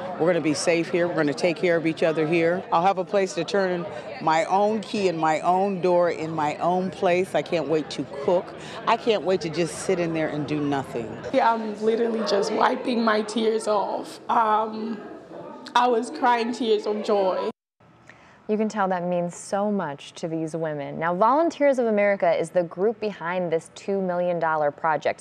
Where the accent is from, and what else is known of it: Jackson High School area, Ohio, United States; born or raised there; now in Cleveland, United States